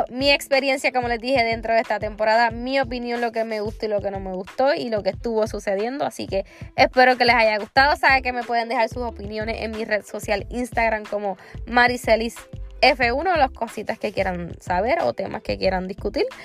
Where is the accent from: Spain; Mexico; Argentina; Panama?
Argentina; Yo soy argentina full.